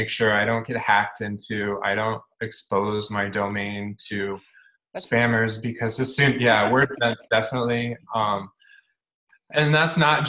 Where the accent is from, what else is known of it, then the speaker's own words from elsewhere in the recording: Bloomington, Indiana, United States; also born or lived in Dodge City, Kansas; I've lived in Bloomington since I was in fourth grade. So I moved here from Dodge City, Kansas